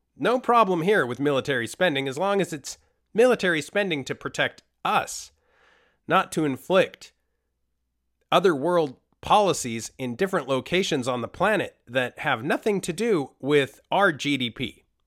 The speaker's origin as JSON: {"language": "English", "country": "Costa Rica", "tie": "born or raised there", "said": "I am from Costa Rica. I was born in Costa Rica"}